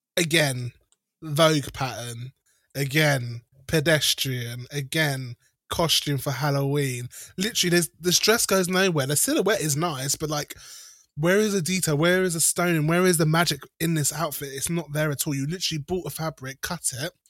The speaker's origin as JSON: {"language": "English", "country": "United Kingdom", "said": "I'm British."}